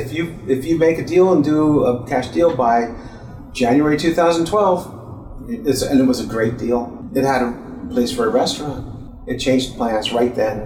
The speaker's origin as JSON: {"language": "English", "town": "Philadelphia", "region": "Pennsylvania", "country": "United States", "tie": "born or raised there", "also_born_or_lived": "Silicon Valley / Sonoma County", "moved": "yes", "lives_now": "Kauai, United States", "said": "I grew up in Philadelphia"}